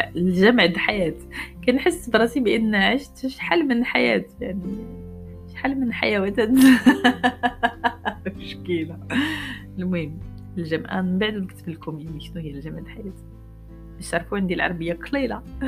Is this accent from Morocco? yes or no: yes; Morocco; عايشين في المغرب وكبرنا في المغرب